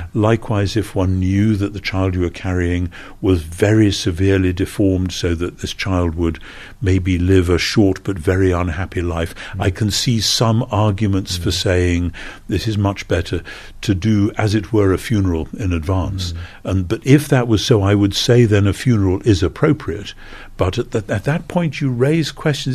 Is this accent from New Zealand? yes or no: no; United Kingdom; as a Brit